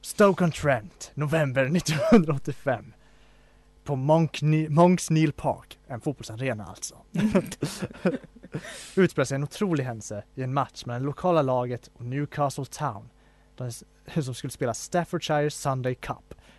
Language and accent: Swedish; Falun, Dalarna County, Sweden; min hemstad Falun